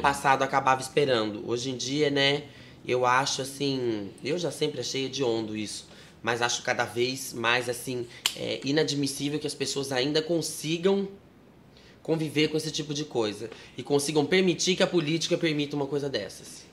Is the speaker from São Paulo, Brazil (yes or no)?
yes; Sarutaiá, São Paulo, Brazil; born or raised there; also born or lived in Marília